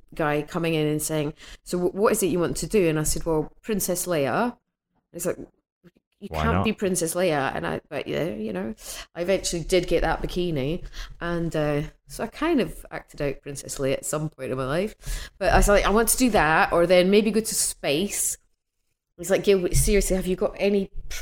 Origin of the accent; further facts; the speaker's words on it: Edinburgh, Scotland, United Kingdom; moved away; I'm from Edinburgh originally